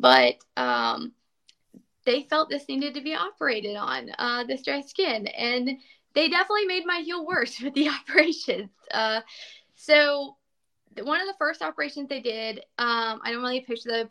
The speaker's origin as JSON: {"language": "English", "region": "Florida", "country": "United States", "tie": "born or raised there", "said": "I was a barefoot kid. I grew up in Florida"}